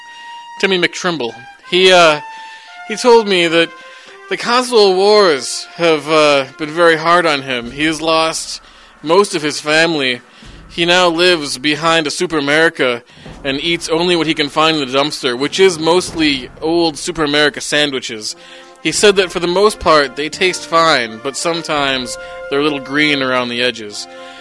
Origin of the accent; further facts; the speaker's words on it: Minnesota, United States; I was in my hometown in Minnesota